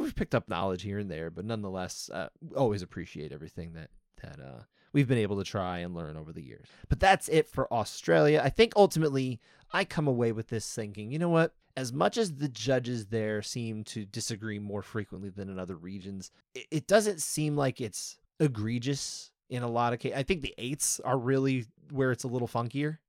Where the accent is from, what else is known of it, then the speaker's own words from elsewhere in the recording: United States; I am obviously an American